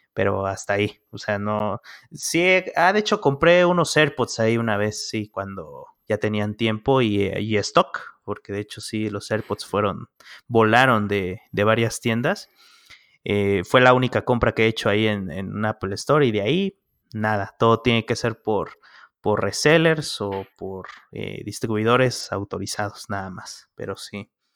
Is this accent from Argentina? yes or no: no; Mexico; acá en México